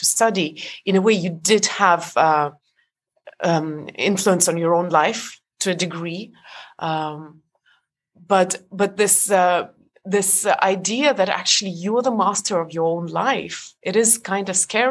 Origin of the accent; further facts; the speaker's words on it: Estonia; moved away; I was born in Europe, but Estonia was part of the Soviet Union, so I'm Estonian